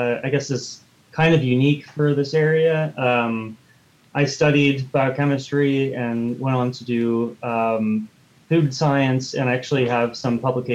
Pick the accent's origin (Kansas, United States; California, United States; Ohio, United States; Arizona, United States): California, United States; now in North Carolina, United States; I'm from the desert, so I'm actually from California